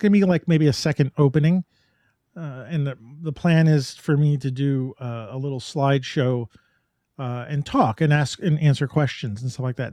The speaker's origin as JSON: {"language": "English", "region": "New York", "country": "United States", "tie": "born or raised there", "said": "I grew up in New York"}